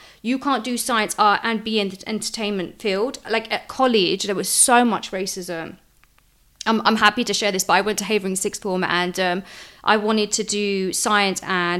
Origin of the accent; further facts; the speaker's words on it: Lisbon, Portugal; Ever since I was born as a kid, I remember growing up in Lisbon, where my grandparents lived.